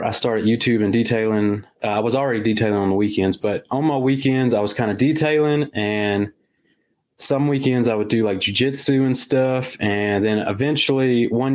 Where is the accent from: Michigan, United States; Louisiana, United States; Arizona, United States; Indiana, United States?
Louisiana, United States; Campti; also born or lived in Coushatta, Louisiana; I'm from Louisiana, Coushatta, Louisiana, originally from Campy, Louisiana, which is about 20 minutes that way.